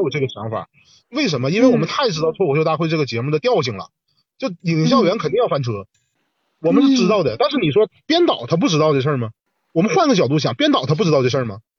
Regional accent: Northeast China, China; 作为一个东北人

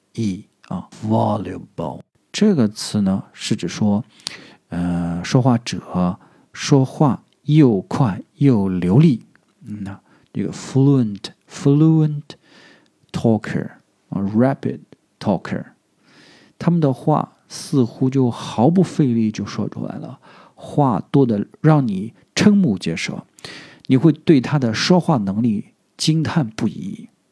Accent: southern China, China; accent: southern; 我是南方人，所以我的普通话不是那么标准

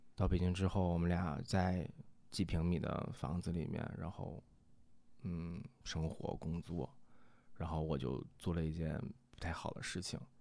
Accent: Northeast China, China; 我们东北话讲

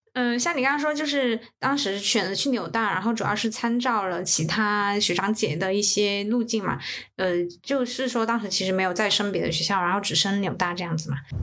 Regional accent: China; 我们作为中国人

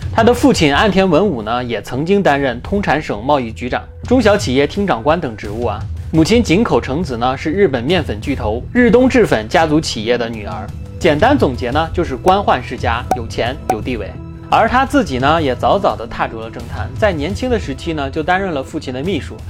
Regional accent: China; 咱们中国

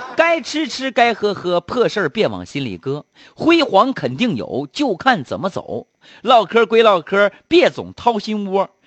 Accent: Harbin, Heilongjiang, China; 我出生在东北，出生在哈尔滨

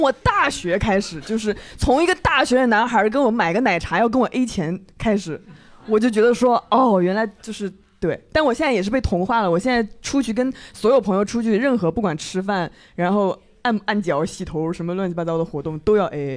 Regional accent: Changzhou, Jiangsu, China; now in Shanghai, China; 我们常州人

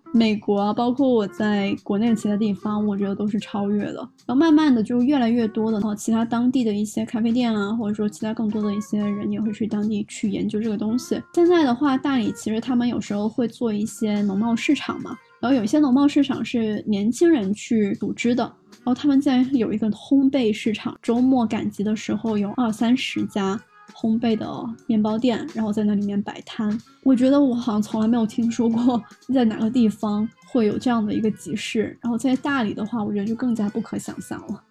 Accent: southern China, China; moved away; 作为一个南方人

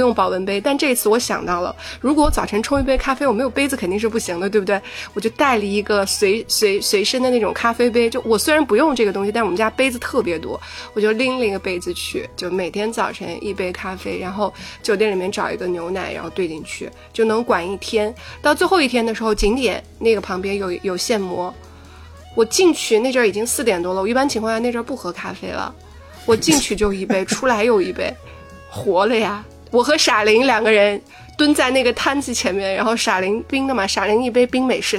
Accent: Shanghai, China; 我我肯定是。上海人了

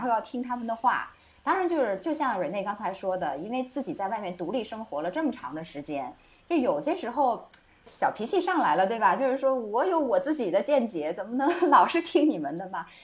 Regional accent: Nanchang, Jiangxi, China; moved away as an adult; 我非常熟悉的那种乡音啊我们南昌人的大嗓门儿

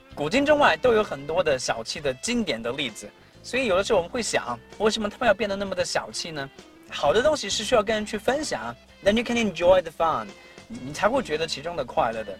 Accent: China; 我们中国人

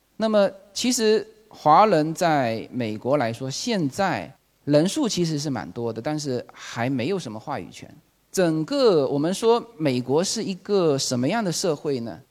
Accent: Fuzhou, Fujian, China; moved away as an adult; now in Los Angeles, United States; 我来自福州，一个small city

